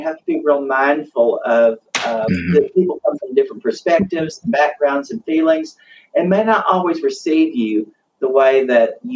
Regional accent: the South, United States; moved away as an adult; now in California, United States; I'm from the South

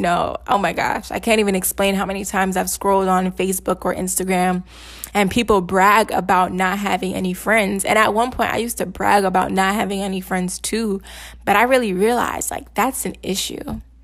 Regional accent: Nigeria; I'm Nigerian

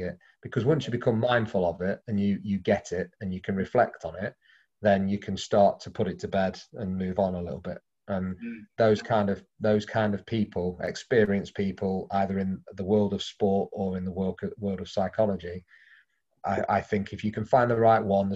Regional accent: Derby, East Midlands, United Kingdom; moved away; We're both from the same village in Derby

